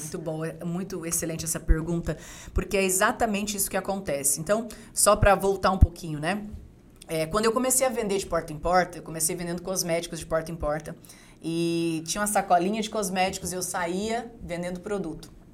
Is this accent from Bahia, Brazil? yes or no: no; Dourados, Mato Grosso do Sul, Brazil; also born or lived in Rio Grande do Sul; morava numa comunidade na cidade de Dourados, Mato Grosso do Sul. Eu sou gaúcha, mas eu me mudei muito cedo para para essa cidade, né, Dourados, no interior de, do Mato Grosso do Sul.